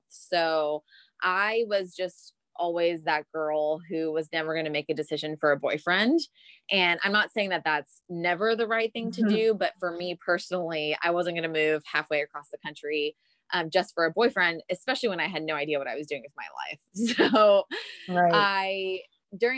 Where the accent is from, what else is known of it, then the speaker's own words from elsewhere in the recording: Miami, Florida, United States; moved away as an adult; also born or lived in New Jersey / Dallas, Texas; now in Austin, United States; I grew up in Miami, Florida, in a big Cuban family